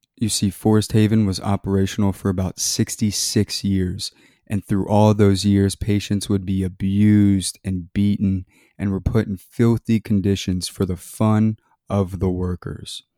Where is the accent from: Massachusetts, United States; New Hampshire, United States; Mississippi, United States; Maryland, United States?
Maryland, United States; I grew up in Maryland